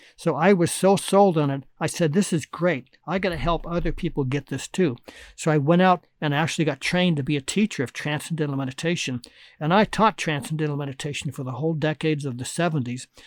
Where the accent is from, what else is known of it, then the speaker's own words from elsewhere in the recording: Anaheim, California, United States; also born or lived in Oakland, California / Berkeley, California; my parents bought a house in Anaheim, California, and I grew up a couple miles from Disneyland